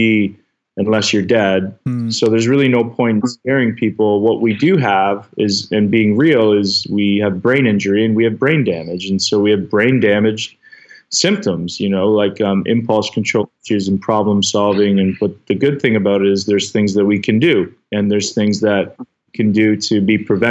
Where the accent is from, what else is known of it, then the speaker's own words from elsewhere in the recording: King City, Ontario, Canada; a small town in King City, Ontario, is where I grew up in Canada